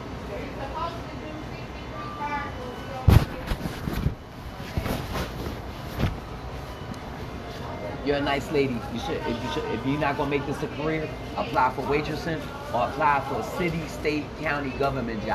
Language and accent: English; Philadelphia, Pennsylvania, United States; moved away as an adult; I'm from Philly. I moved here because I was pregnant